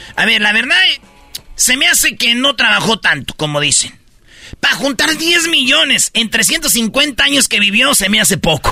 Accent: Jiquilpan, Michoacán, Mexico; Allá en Michoacán, ahí en mi pueblo, en Jiquilpan

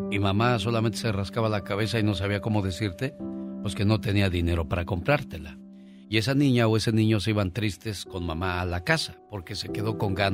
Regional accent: Torreón, Coahuila, Mexico; now in Ciudad Juárez, Mexico; Soy de Torreón. Tengo viviendo en Ciudad Juárez desde el 86.

